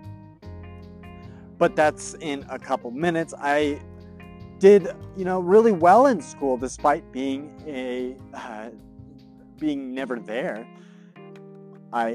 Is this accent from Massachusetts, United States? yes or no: no; Greeley, Colorado, United States; also born or lived in Fort Collins, Colorado; My family moved to Greeley, Colorado when I was 7 years old